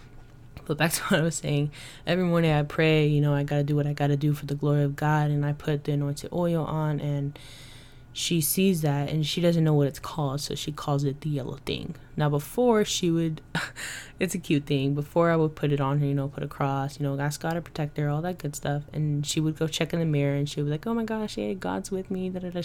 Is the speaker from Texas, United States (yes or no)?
yes; Dallas, Texas, United States; moved away; I was born and raised in Dallas, Texas